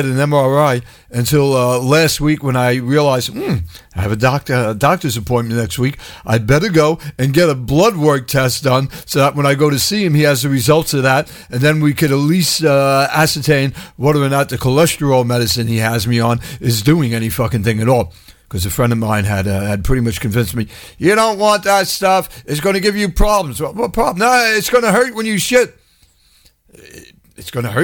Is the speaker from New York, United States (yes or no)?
yes; New York, United States; right here in my home state